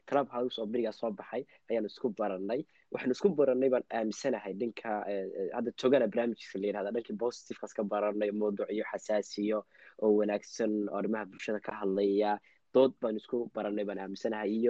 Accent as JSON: {"language": "Somali", "country": "Yemen", "tie": "born or raised there", "moved": "yes", "lives_now": "Linköping, Sweden", "said": "anigu waxaa ku dhashay meel carbeed baan ku dhashay gaar ahaan waxaa ku dhashay waddanka la yidhaahdo Eh, yeman ayaa ku dhashay ah, waxaan kasoo guuray ah, wixii ka dambeeyey labada kun iyo lixdii"}